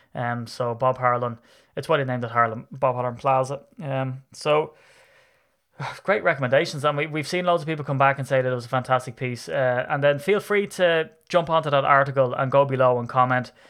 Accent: Ireland; I'm an Irishman

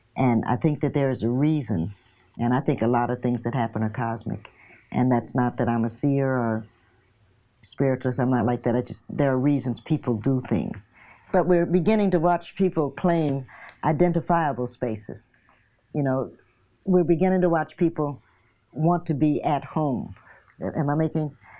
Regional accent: Cincinnati, Ohio, United States; moved away as an adult; also born or lived in New York; now in Knoxville, United States; I was born in Knoxville, but in August they moved to Cincinnati because they were just waiting on on my birth

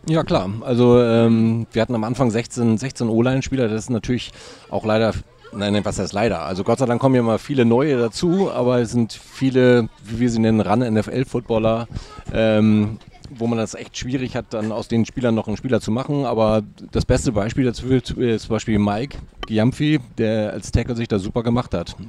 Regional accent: Hamburg, Germany; Ich bin ein waschechter Hamburger

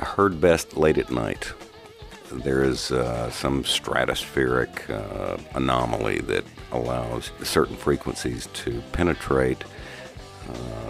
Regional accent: Texas, United States; growing up in Texas

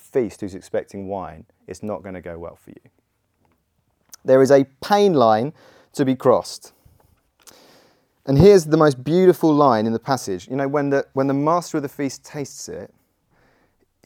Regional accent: Godalming, South East England, United Kingdom; I grew up in Godalming

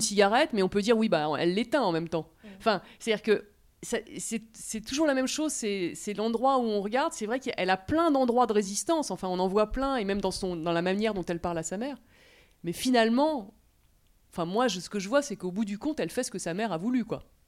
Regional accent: France; on est français

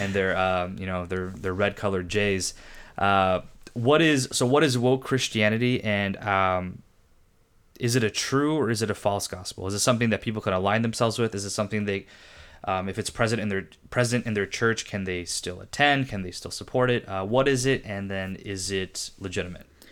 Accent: Riverside, California, United States; also born or lived in Irvine, California; I grew up in Riverside

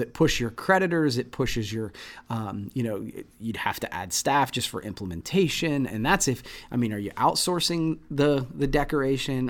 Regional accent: Midwest, United States; growing up in the Midwest

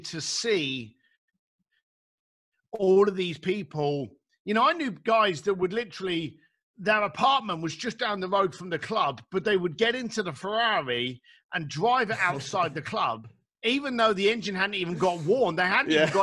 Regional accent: London, United Kingdom; I grew up in East London

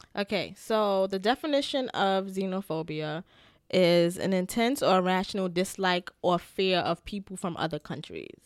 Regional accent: New York, United States; I'm New Yorker

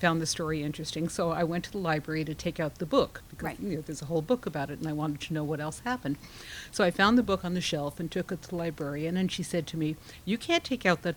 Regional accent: Long Island, New York, United States; also born or lived in Brooklyn, New York; I was actually born in Brooklyn, where I now live, and then I grew up on Long Island

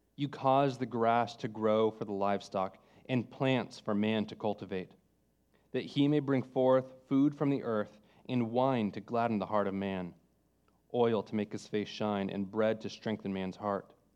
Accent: California, United States; moved away; I'm from California

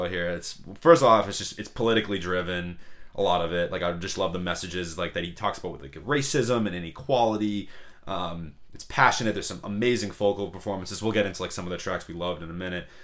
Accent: Boston, Massachusetts, United States; we're obviously from Boston.

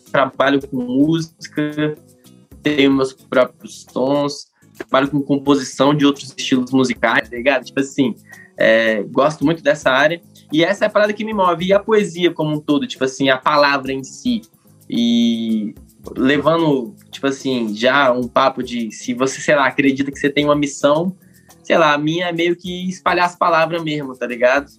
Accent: Minas Gerais, Brazil; now in Brasília, Brazil; Como um bom mineiro

